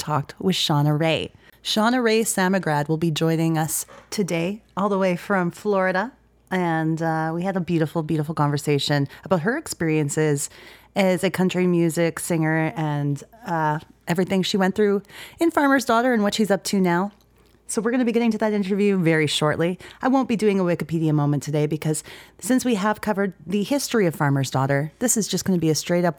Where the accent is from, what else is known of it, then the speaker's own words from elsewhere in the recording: Edmonton, Alberta, Canada; my hometown, Edmonton